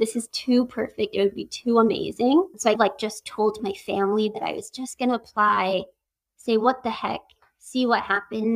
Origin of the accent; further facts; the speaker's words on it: Cedar City, Utah, United States; moved away as an adult; also born or lived in Edinburgh, Scotland; now in Virginia, United States; I am born and raised in Cedar City, Utah